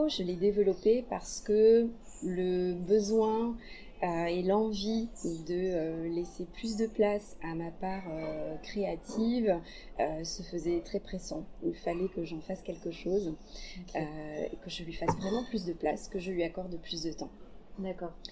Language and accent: French; Blagnac, Occitania, France; also born or lived in Aveyron (ancestry); Je suis toulousaine, blagnacaise plus précisément, euh, d'origine avéronaise.